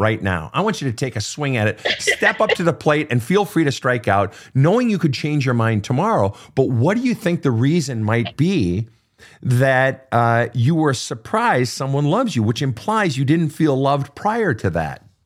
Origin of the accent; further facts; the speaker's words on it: Minnesota, United States; the great state of Minnesota, my home state